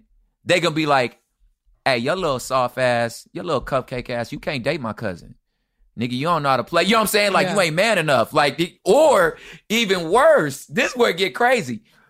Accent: the West, United States; Again, but again, I'm from the West.

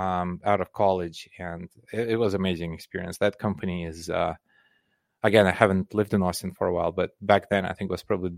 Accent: Belarus; English is a second language; also born or lived in Soviet Union; So I grew up in Soviet Union. So okay. It was a completely different country. It was much bigger, and Russia was just one of 15 different republics within that country. But in Soviet Union, I was born in Belarus, which is now a separate country.

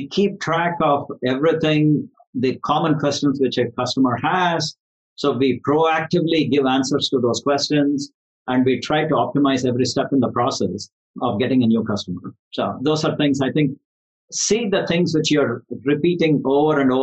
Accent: India; moved away; I'm from India originally, and I'm involved in various charities back home

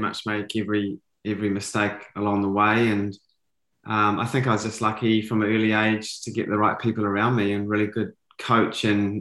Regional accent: New Zealand; I was a typical kid growing up in New Zealand

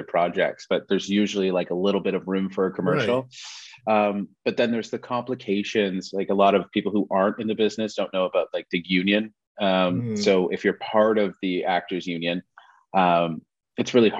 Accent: Toronto, Ontario, Canada; moved away as an adult; now in Vancouver, Canada; I grew up in Toronto

